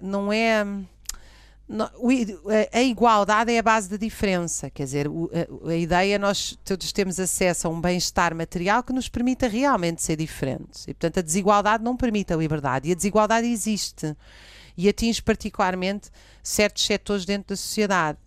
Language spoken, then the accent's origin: Portuguese; Cascais, Lisbon, Portugal; eu nasci em Cascais